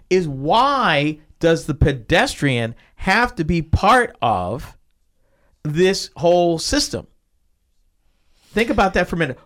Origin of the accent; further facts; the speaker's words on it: Massachusetts, United States; moved away; I came from Massachusetts.